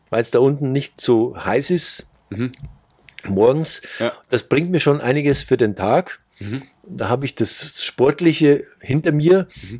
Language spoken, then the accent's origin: German; Bavarian Forest, Germany; moved away as an adult; also born or lived in Munich area; now in Saudi Arabia; ich bin auf dem Land aufgewachsen, im Bayerischen Wald.